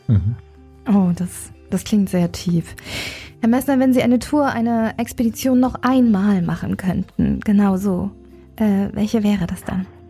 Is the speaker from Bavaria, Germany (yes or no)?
no; Sauerland, North Rhine-Westphalia, Germany; als ich groß geworden bin im Sauerland.